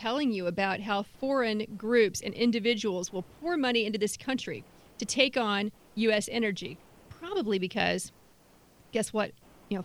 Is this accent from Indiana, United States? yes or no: no; Ohio, United States; the state of Ohio, my home state